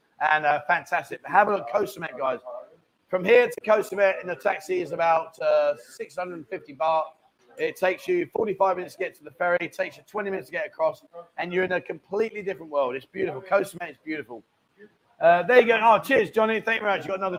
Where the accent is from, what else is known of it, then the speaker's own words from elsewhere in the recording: Canada; I'm Canadian Chinese living in Zhongtian.